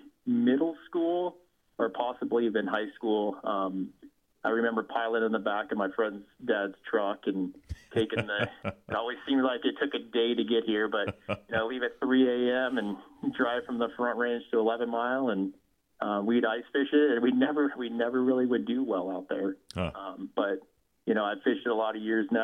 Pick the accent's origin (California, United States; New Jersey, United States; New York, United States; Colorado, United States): Colorado, United States; also born or lived in Salida, Colorado; growing up in Colorado